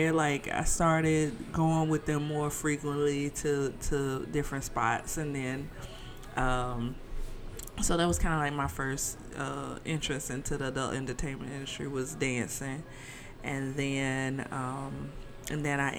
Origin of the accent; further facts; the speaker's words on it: Birmingham, Alabama, United States; moved away; I am originally from Alabama. So I'm a Southern girl.